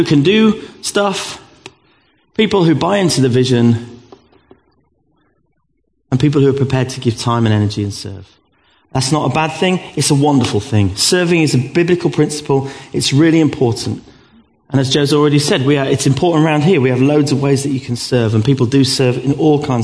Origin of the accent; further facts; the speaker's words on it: Gravesend, South East England, United Kingdom; I was born in 1969 in Gravesend in Kent.